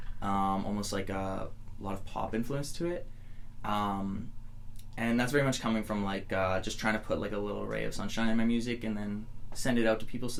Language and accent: English; just outside of Edmonton, Alberta, Canada; also born or lived in Bellingham, Washington, United States; I grew up just outside of Edmonton